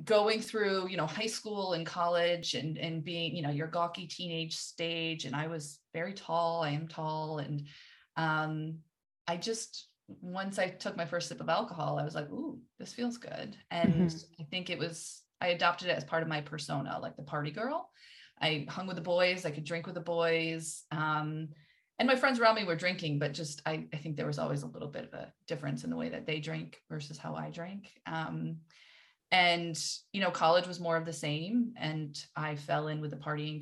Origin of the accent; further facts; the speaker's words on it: New England, United States; I grew up in New England